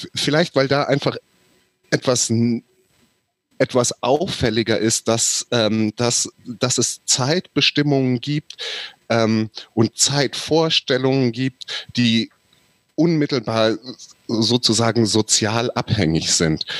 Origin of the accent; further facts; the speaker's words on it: Southern Hesse, Germany; Südhessen meine Heimat ist